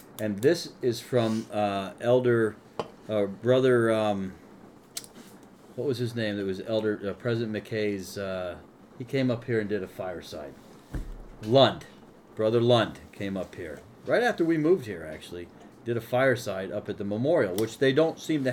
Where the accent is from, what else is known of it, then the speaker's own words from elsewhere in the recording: central Connecticut, United States; now in Vermont, United States; I grew up down in Connecticut, central Connecticut